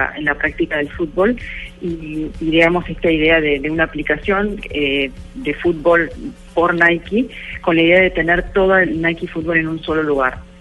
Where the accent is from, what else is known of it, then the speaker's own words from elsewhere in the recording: Argentina; Soy argentina